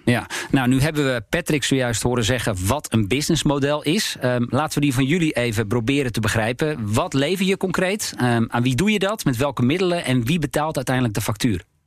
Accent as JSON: {"language": "Dutch", "town": "Alkmaar", "region": "North Holland", "country": "Netherlands", "said": "ik kom zelf uit Alkmaar, althans uit de regio Alkmaar"}